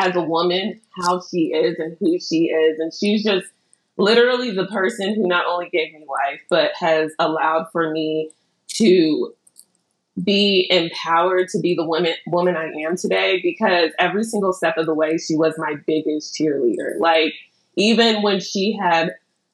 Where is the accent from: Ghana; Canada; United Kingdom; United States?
Ghana; I'm Ghanaian